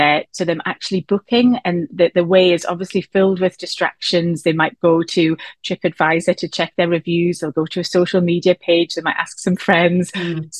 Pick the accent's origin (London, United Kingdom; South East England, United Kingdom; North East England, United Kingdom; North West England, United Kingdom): North East England, United Kingdom; Newcastle upon Tyne; we're based in the northeast of England, as you might tell from my accent, from Newcastle